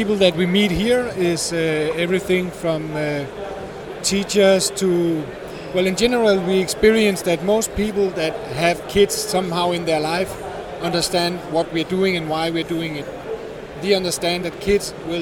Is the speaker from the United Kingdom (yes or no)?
no; Odense, Southern Denmark, Denmark; We are from Odense in Denmark.